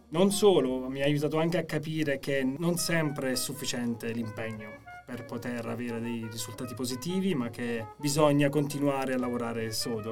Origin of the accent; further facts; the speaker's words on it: Chieti, Abruzzo, Italy; moved away; sono nato e cresciuto a Chieti